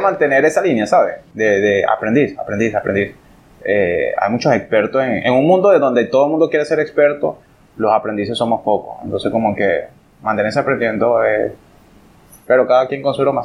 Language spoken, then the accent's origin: Spanish; Venezuela; moved away as an adult; now in Dominican Republic; soy venezolano